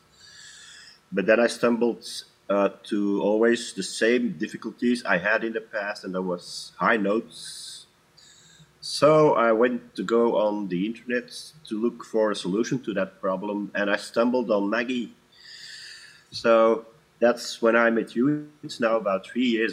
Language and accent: English; Antwerp, Flanders, Belgium; now in Wechter, Belgium; born and raised in Antwerp, in Belgium. Now currently living in Wechters, also in Belgium